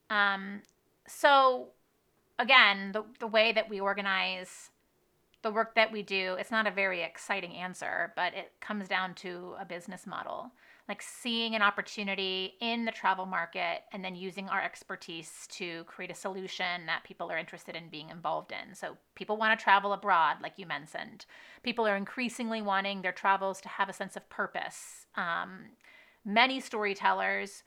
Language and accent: English; United States; my home country, in my home state